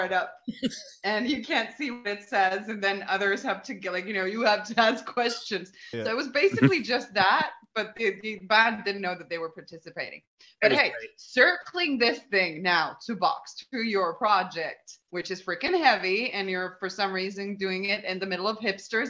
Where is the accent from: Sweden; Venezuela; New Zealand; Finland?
Finland